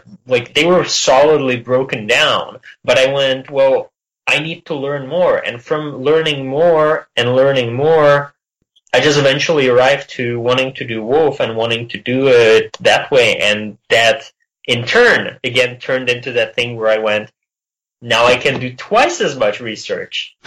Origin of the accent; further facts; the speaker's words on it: Czechia; born or raised there; moved away